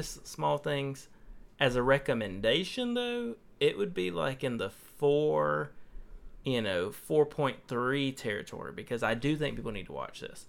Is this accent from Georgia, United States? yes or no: yes; Toddleton, Georgia, United States; had most of his, you know, younger years growing up on Toddleton, Georgia